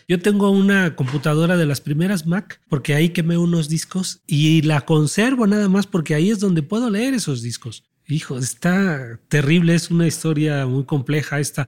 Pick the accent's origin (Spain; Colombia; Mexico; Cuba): Mexico; nuestra identidad y nuestra historia como mexicanos